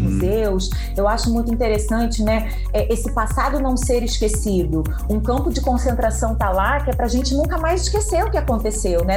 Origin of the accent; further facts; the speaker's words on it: Rio de Janeiro, Brazil; Universidade Federal do Rio de Janeiro, minha terra